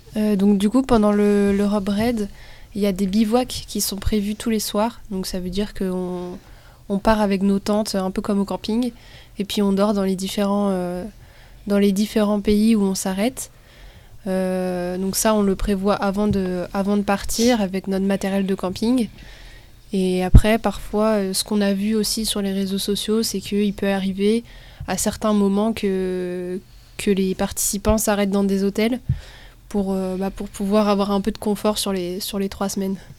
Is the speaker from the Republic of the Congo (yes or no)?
no; Brittany, France; Nous, on vient de Bretagne